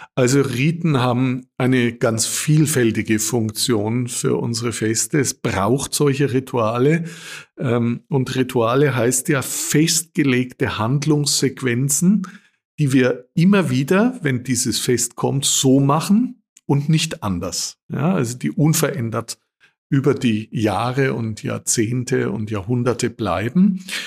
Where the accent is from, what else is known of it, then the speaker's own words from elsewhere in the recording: Austria; bei uns in Österreich